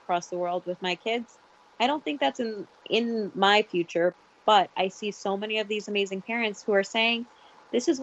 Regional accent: New York, United States; I'm very much a New York girl. Like, I have never been off the East Coast of North America

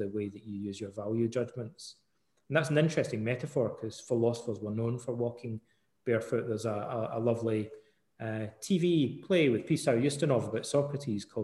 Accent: Ayr, Scotland, United Kingdom; moved away; also born or lived in Canada; when I was a wee boy growing up in Scotland, in Ayr

